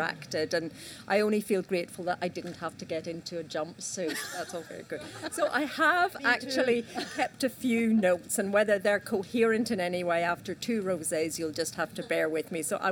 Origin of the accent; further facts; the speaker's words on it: Northern Ireland, United Kingdom; accent: Northern Irish; my Northern Irish accent